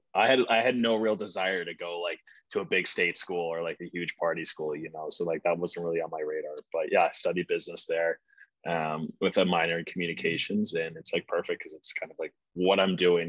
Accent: St. Louis, Missouri, United States; moved away as an adult; now in Boston, United States; I'm from St. Louis, like born and raised there, like literally Midwest

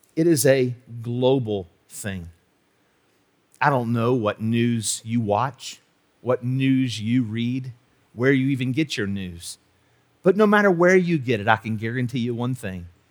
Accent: West Virginia, United States; I'm a tenth generation West Virginian.

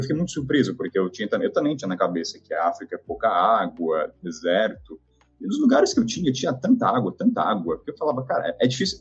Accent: Taubaté, São Paulo, Brazil; Eu sou de Taubaté

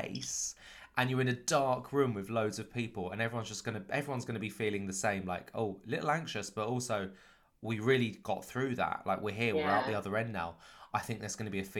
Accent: Canterbury, South East England, United Kingdom; I grew up in Canterbury in Kent, a couple of hours outside of London

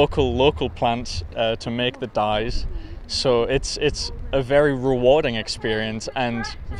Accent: Barrow-in-Furness, North West England, United Kingdom; I'm from Barrow and Furness.

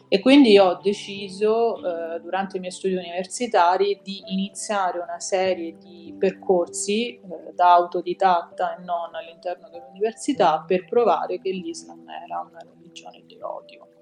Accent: Sicily, Italy; also born or lived in Rome; sono italiana, se questo può essere utile, è nata a Roma sì. e cresciuta in Sicilia

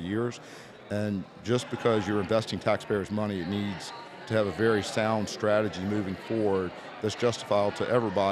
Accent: Rice, Virginia, United States; my hometown

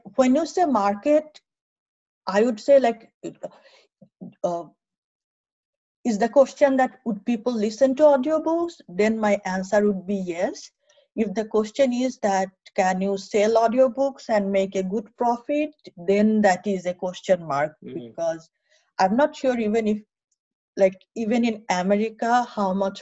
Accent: Narayanganj, Dhaka Division, Bangladesh; moved away as an adult; also born or lived in Rangpur / Bhola; now in United States; I was born in Rangpur, but then I grew up in Narayanganj

